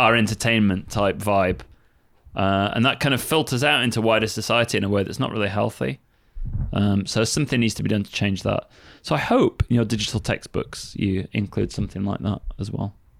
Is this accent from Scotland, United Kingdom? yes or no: no; Sheffield, Yorkshire and the Humber, United Kingdom; I used to go to the ice rink all the time when I was a kid. Like, in Sheffield